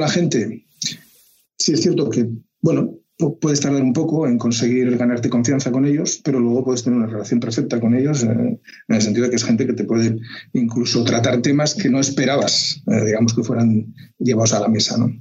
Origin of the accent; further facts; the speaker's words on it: Oviedo, Asturias, Spain; moved away as an adult; now in Saudi Arabia; yo también soy de Oviedo.